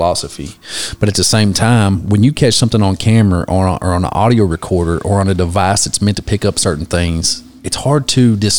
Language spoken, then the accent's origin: English; McCreary County, Kentucky, United States; we're all from McCreary County, and it gets kind of boring here sometimes, but I love it here